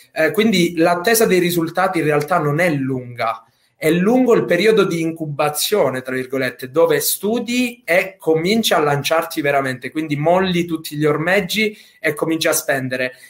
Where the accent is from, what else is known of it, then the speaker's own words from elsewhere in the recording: Sicily, Italy; io da buon siciliano